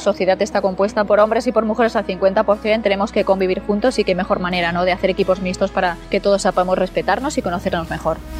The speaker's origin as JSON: {"language": "Spanish", "town": "Onda", "region": "Valencian Community", "country": "Spain", "tie": "born or raised there", "said": "jugando a fútbol por las calles de, de Onda y mi pueblo"}